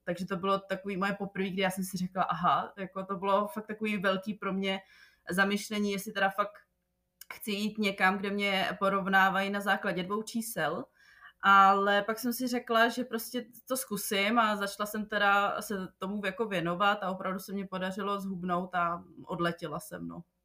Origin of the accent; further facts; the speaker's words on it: Czechia; moved away as an adult; also born or lived in Prague; now in Jeddah, Saudi Arabia; u nás v Čechách